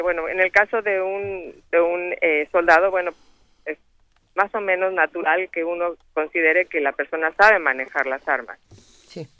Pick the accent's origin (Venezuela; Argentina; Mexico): Mexico; moved away